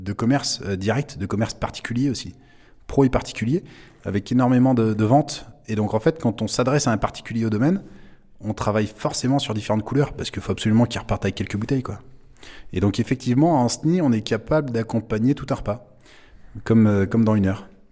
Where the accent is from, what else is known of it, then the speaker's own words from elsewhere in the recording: Sèvre et Maine, Pays de la Loire, France; now in Ancenis, France; je suis originaire du Sévramen, hein, plein quart du Muscadet